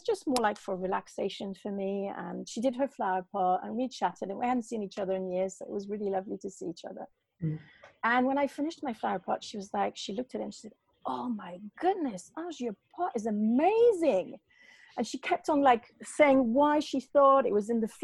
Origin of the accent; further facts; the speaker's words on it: Paris, Île-de-France, France; also born or lived in north of Bristol, England; now in Bristol area, United Kingdom; I was raised a Catholic in Paris